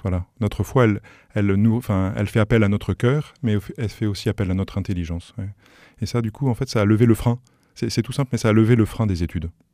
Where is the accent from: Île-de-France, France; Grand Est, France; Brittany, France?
Île-de-France, France; Paris; moved away as an adult; now in Sarthe, France; On a grandi à Paris dans une famille qui, voilà, de parents aimants